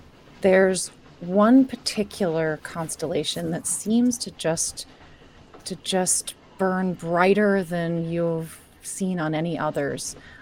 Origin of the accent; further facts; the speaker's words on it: New York, United States; I mean, growing up in New York and these places with the light pollution